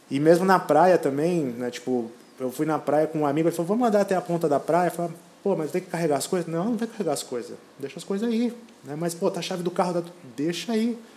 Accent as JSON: {"language": "Portuguese", "country": "Brazil", "moved": "yes", "said": "Não, nós viemos do Brasil, né?"}